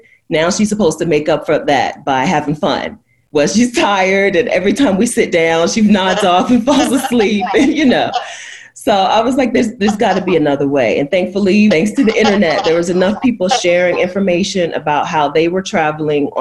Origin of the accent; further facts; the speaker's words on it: Delaware, United States; moved away as an adult; now in Mexico; I'm from Delaware